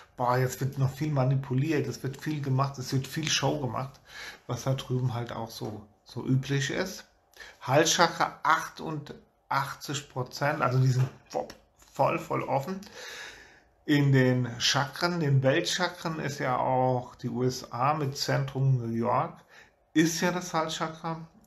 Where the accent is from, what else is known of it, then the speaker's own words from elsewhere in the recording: Germany; wir hier auch als Deutsche